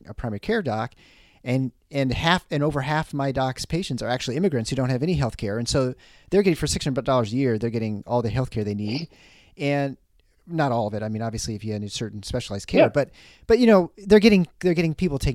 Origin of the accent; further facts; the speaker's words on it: Midwest, United States; we bear as Midwesterners